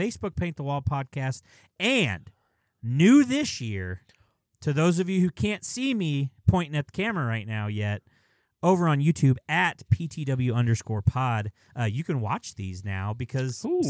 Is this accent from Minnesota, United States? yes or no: yes; Minnesota, United States; I have a love-hate relationship with Minnesota United. I grew up in Minnesota, but they are in the same conference as us.